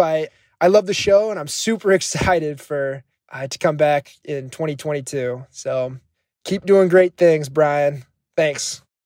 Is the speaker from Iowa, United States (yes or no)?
yes; Johnston, Iowa, United States; I'm from Johnston, Iowa, and I'm currently a senior at the University of Iowa